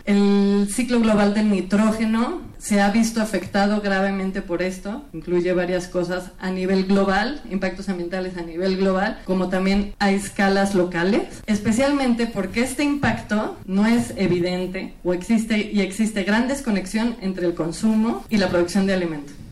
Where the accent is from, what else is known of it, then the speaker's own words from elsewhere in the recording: Mexico; los mexicanos